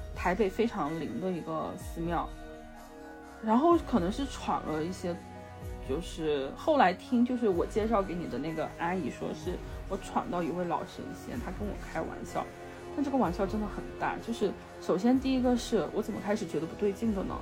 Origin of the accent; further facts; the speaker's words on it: Yunnan, China; 我们在云南拜拜的纸钱